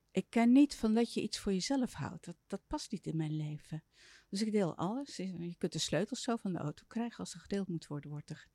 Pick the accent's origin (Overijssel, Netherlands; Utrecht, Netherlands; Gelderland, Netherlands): Utrecht, Netherlands; Soest; born there; In Soest.